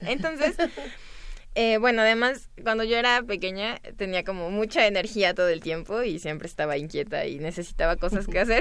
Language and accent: Spanish; Veracruz, Mexico; yo soy de Veracruz.